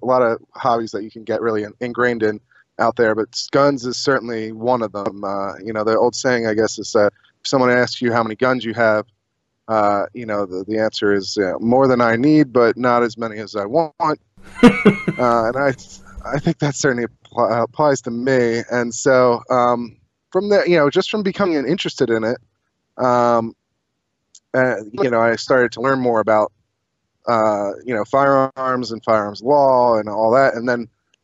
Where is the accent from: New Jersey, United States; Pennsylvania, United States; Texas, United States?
Pennsylvania, United States; Chester County; I grew up in Chester County.